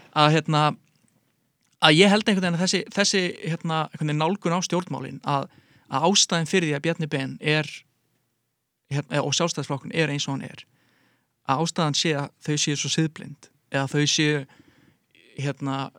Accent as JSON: {"language": "Icelandic", "area": "Garðabær", "region": "Capital Region", "country": "Iceland", "said": "ég er úr Galabænum"}